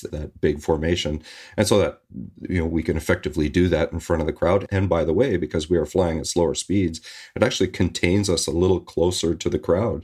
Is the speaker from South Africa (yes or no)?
no; Victoria, British Columbia, Canada; now in Vancouver, Canada; I'm Canadian. I grew up in Victoria, British Columbia, not far from where I'm living right now, in Vancouver.